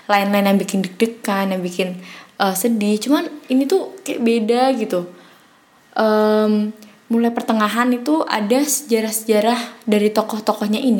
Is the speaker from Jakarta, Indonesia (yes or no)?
no; Semarang, Central Java, Indonesia; perkenalkan … aku dari Semarang.